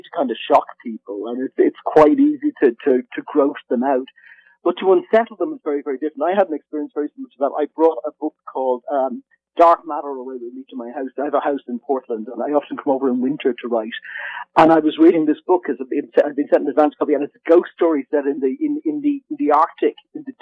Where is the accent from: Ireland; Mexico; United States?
Ireland; Dublin, Leinster; I'm Irish, and I grew up in Dublin